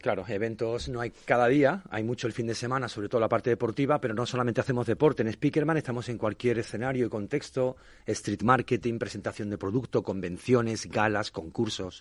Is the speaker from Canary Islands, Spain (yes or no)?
no; Chiclana de la Frontera, Andalusia, Spain; moved away as an adult; now in Madrid, Spain; en mi pueblo, en Chiclana de la Frontera